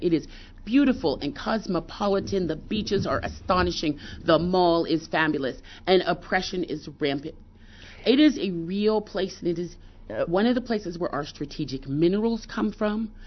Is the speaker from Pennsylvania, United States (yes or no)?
yes; Pittsburgh, Pennsylvania, United States; I grew up in Pittsburgh